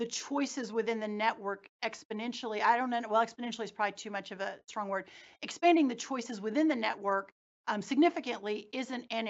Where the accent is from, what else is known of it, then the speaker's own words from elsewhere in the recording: Texas, United States; growing up in Texas, living in Texas